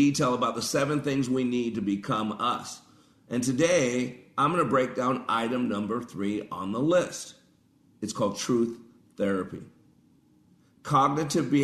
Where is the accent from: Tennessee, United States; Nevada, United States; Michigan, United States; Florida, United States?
Nevada, United States; Las Vegas; I grew up in Vegas.